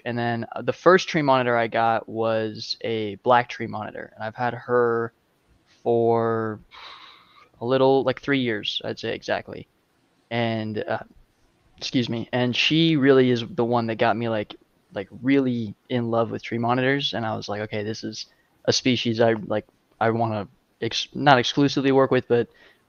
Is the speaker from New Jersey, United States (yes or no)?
no; Arizona, United States